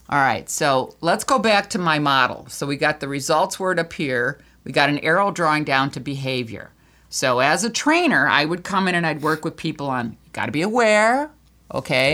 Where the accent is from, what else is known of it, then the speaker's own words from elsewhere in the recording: Michigan, United States; we're from Michigan